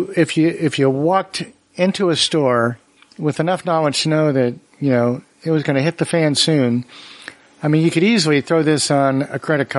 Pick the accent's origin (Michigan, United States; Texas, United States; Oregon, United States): Oregon, United States; I'm from Oregon.